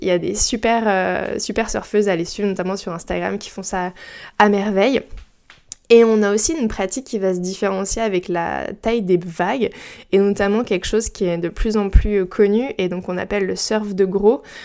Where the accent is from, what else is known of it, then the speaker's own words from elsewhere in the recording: Brittany, France; moi j'ai grandi en Bretagne et proche de la mer